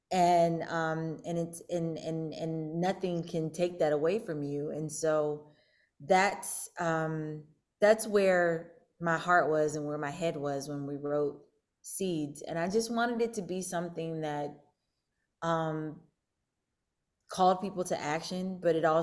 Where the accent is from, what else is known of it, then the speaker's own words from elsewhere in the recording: St. Louis, Missouri, United States; moved away; also born or lived in Pittsburgh, Pennsylvania; I am from uh, Pittsburgh, as Neil mentioned. I was born in Pittsburgh, but um, I spent I spent part of my childhood um, in St. Louis